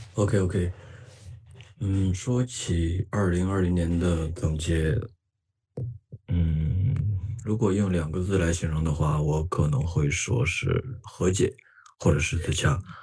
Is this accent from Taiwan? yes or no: no; Qingdao, Shandong, China; also born or lived in Japan; 现在在青岛。我是一名青岛人啊